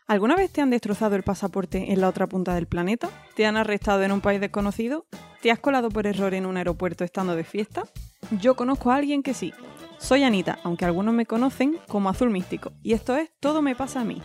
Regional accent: Madrid, Community of Madrid, Spain; moved away as an adult; also born or lived in Denmark; now in Copenhagen, Denmark; yo vivo en, Dinamarca, cerca de Copenhague, pero soy originalmente de Madrid.

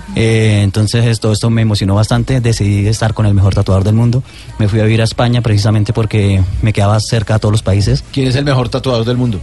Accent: Colombia; nací en Colombia

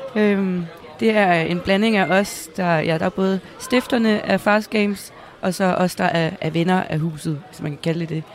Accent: Næstved, Zealand, Denmark; jeg kommer selv fra Næstved

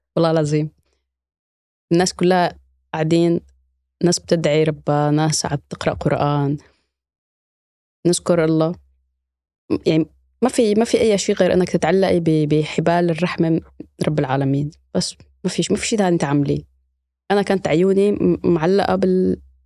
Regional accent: Idlib, Idlib Governorate, Syria; moved away as an adult; now in Germany; أنا من مدينة إدلب في سوريا

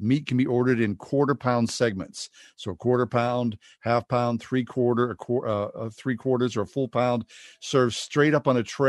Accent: Pittsburgh, Pennsylvania, United States; Now, growing up in Pittsburgh

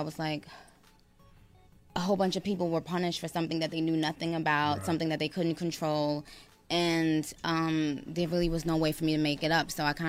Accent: New York, United States; I grew up in New York.

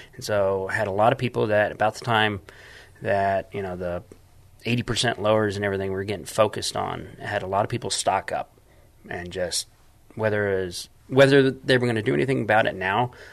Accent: San Antonio, Texas, United States; I'm from San Antonio.

